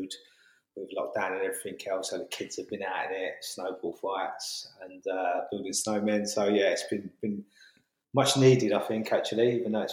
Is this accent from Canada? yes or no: no; London, United Kingdom; moved away as an adult; also born or lived in Hackney, London; now in Kent, United Kingdom; I'm born and bred in London, grew up in Camberwell, southeast London, moved over to Hackney, and then moved down to Kent 2 years ago